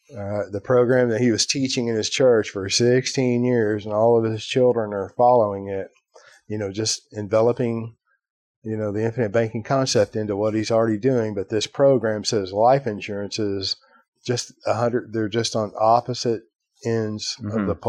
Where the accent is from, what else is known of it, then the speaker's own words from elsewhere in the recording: Ireland; You know, I'm Irish, right?